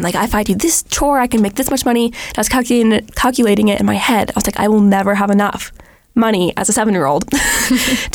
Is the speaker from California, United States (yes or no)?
yes; Los Angeles, California, United States; I was in the second grade and I grew up in California